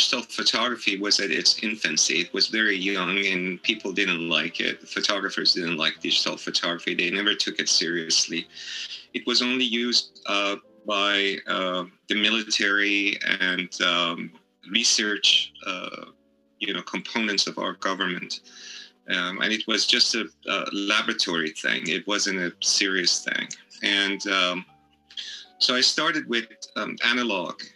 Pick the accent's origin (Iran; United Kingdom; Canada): Iran; also born or lived in San Francisco, California; now in Hawaii, United States; I'm originally from Iran, but I spent most of my life in the United States, most of that particular portion of my life in Hawaii